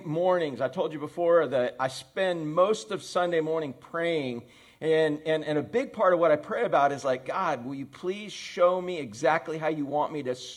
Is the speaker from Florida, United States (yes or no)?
yes; Orlando, Florida, United States; I grew up on the west side of Orlando. I grew up in Pine Hills.